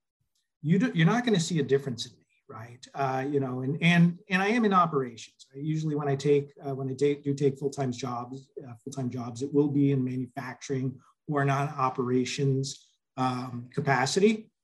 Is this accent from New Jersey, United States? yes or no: yes; Northern New Jersey, United States; moved away as an adult; also born or lived in Florida / Indiana / Minnesota; now in Cupertino, United States; So originally born and raised in Northern New Jersey.